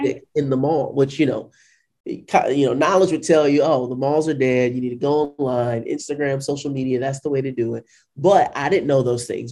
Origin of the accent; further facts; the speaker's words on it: St. Louis, Missouri, United States; also born or lived in Washington, D.C.; I was born and raised in St. Louis, Missouri.